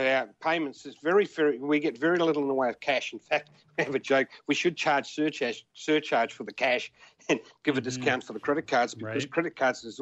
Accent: Australia; I was as Australian as Australian

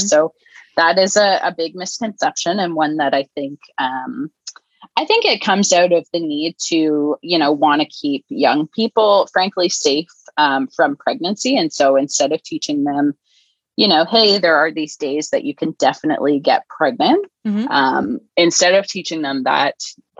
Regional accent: Canada; So I'm Canadian.

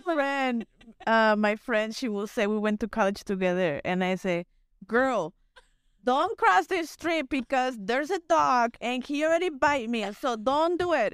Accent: Mexico; English is a second language; now in United States; I was born and raised in the city

